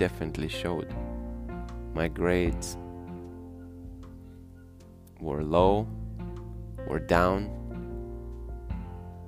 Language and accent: English; Russia; Growing up in Russia has been fun.